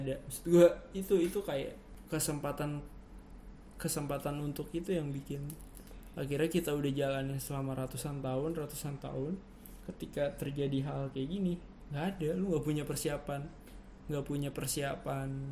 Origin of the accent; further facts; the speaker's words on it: Indonesia; gue lahirnya di Indonesia